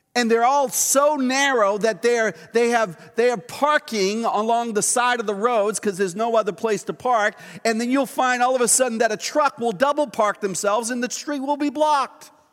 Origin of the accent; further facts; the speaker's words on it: Boston, Massachusetts, United States; moved away; I grew up just outside of Boston at a place called Dorchester.